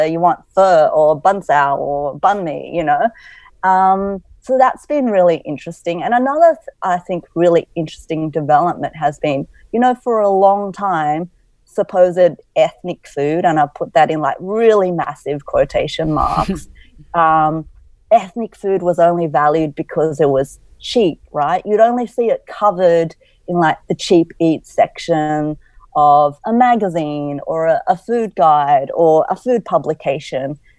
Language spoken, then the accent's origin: English; Cabramatta, New South Wales, Australia; also born or lived in inner west Sydney; So when I grew up in Cabramatta, it was a very, and continues to be, a very multicultural place.